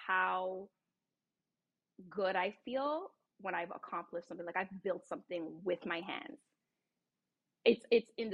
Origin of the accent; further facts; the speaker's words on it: Toronto, Ontario, Canada; also born or lived in California; now in Maryland, United States; I'm actually born and raised in Toronto, Canada